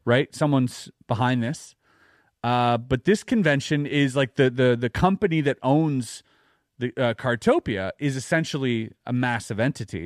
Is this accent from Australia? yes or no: no; Canada; as a Canadian